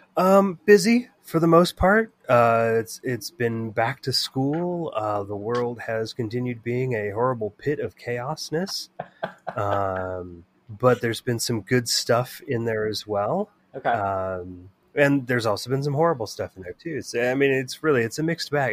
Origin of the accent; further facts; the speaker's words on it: Bay Area, California, United States; growing up in the Bay Area in the 80s and the 90s